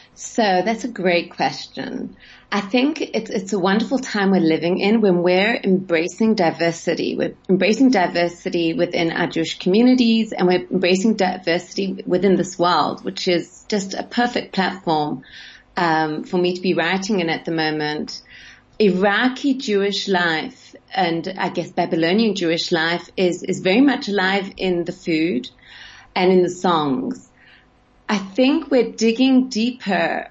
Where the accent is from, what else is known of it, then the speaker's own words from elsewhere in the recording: Sydney, New South Wales, Australia; moved away; I grew up in Sydney